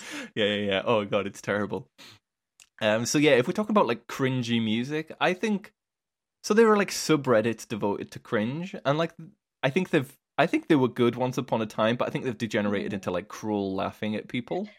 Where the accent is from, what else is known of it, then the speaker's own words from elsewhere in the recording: United Kingdom; it sounds weird as a British person being like, "Bruschetta."